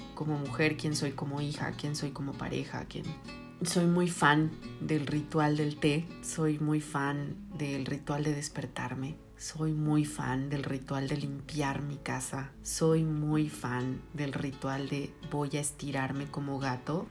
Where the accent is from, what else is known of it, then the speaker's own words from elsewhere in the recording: Mexico; somos mexicanos